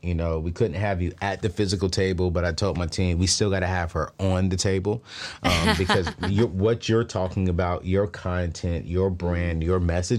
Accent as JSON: {"language": "English", "town": "Oceanside", "region": "California", "country": "United States", "also_born_or_lived": "Los Angeles / San Diego", "said": "Oceanside is home. L.A. is home. San Diego is home. My family technically lives in Oceanside because my father was stationed at Camp Pendleton."}